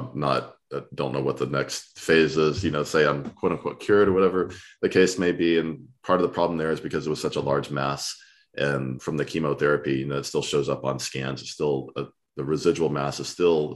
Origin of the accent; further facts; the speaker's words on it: Texas, United States; I'm from Texas